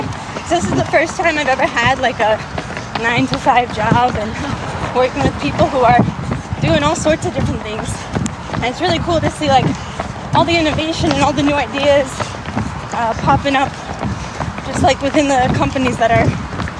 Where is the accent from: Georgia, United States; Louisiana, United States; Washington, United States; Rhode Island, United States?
Rhode Island, United States; I was born and raised in Rhode Island, so this is home for me